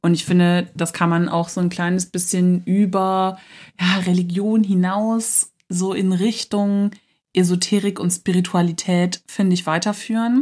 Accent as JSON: {"language": "German", "town": "Cologne", "region": "North Rhine-Westphalia", "country": "Germany", "said": "Ich komme aus Köln"}